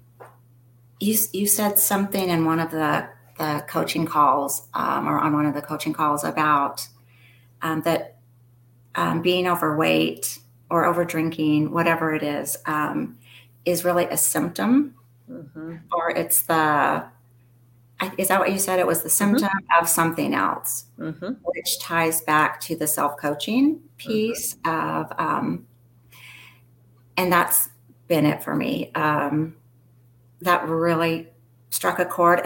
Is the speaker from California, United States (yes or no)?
no; Phoenix, Arizona, United States; also born or lived in Utah / Portland, Oregon; I was born and raised here in Phoenix, Arizona